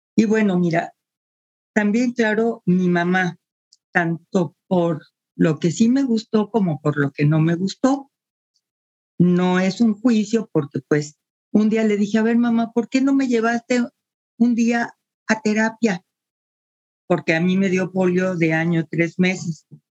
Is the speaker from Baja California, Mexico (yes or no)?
no; Mexico City, Mexico; moved away as an adult; now in Guadalajara, Mexico; nací en la Ciudad de México. Tengo más de 40 años viviendo en Guadalajara